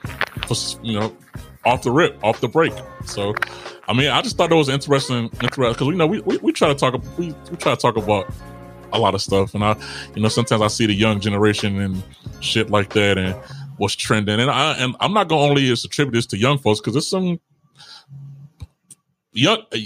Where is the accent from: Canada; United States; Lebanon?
United States; Chicago, Illinois; I'm from Chicago.